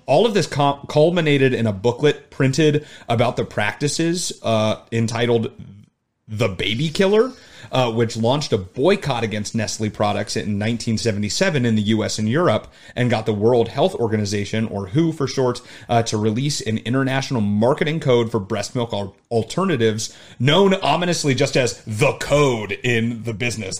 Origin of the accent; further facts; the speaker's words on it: Arizona, United States; now in Chicago, United States; me growing up in Arizona